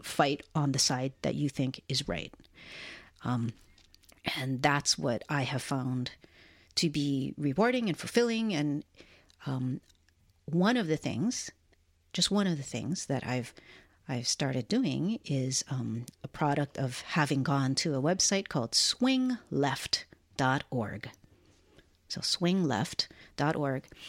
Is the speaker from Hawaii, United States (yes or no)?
yes; Hawaii, United States; now in Portland, United States; Sienna and I were born and raised in Hawaii